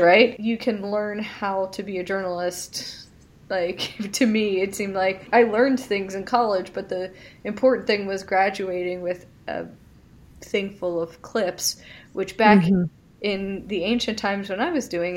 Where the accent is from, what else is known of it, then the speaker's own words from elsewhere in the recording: Philadelphia, Pennsylvania, United States; I'm from the Philadelphia area